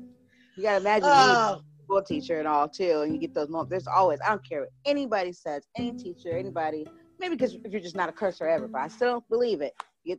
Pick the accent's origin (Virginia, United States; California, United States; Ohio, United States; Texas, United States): California, United States; San Diego; San Diego, California.